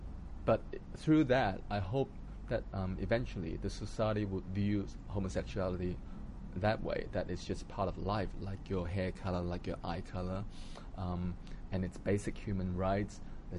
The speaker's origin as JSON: {"language": "English", "country": "Hong Kong", "also_born_or_lived": "Australia", "moved": "yes", "said": "because I lived in Australia for 20 years, and so half of my life was spent there. So I always thought, I'm not Australian enough, and I'm not Hong Kong enough"}